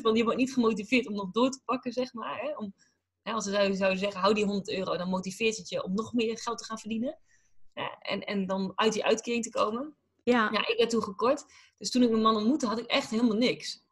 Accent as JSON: {"language": "Dutch", "region": "Drenthe", "country": "Netherlands", "also_born_or_lived": "Groningen", "moved": "yes", "lives_now": "United States", "said": "ik kom natuurlijk uit Drenthe. En, en, mhm. daarna heel veel, nou, groot gedeelte Groningen gewoond."}